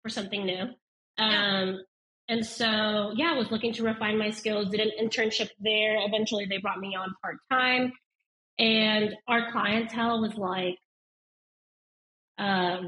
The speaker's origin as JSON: {"language": "English", "town": "Denver", "region": "Colorado", "country": "United States", "tie": "born or raised there", "said": "I grew up in Denver, Colorado"}